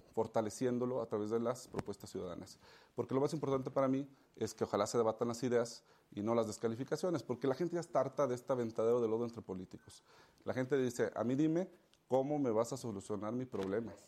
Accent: León, Guanajuato, Mexico; León es donde es mi tierra

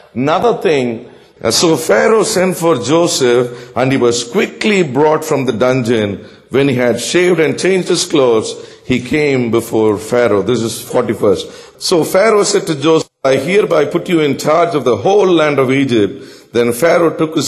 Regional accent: South India, India; I'm from South India

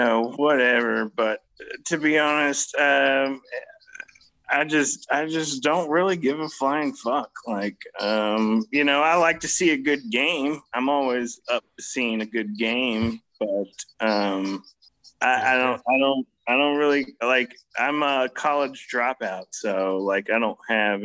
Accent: Virginia, United States; moved away; also born or lived in South Florida; I grew up in Virginia

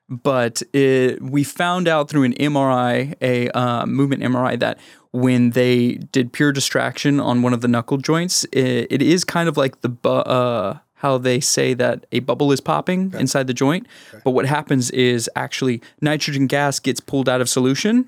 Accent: Houston, Texas, United States; I'm from Houston

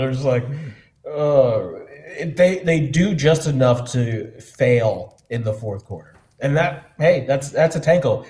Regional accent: Ohio, United States; I grew up in Ohio

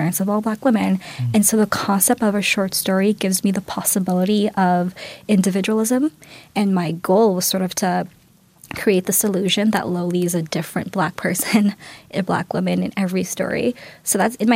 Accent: Toronto, Ontario, Canada; I grew up in Galloway

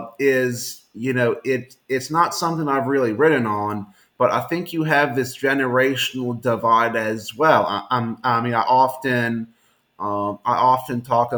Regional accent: Louisiana, United States; You know, my home state of Louisiana, that's a great example.

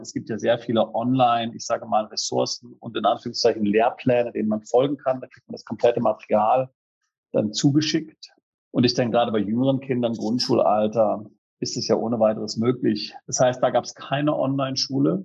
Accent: Freiburg, Baden-Württemberg, Germany; wir sind da in der Freiburger Spießigkeit aufgewachsen

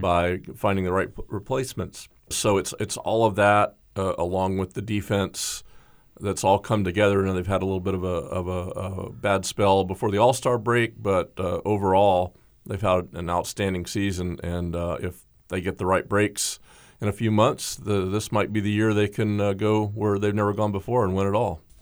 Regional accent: Tampa, Florida, United States; growing up in Tampa

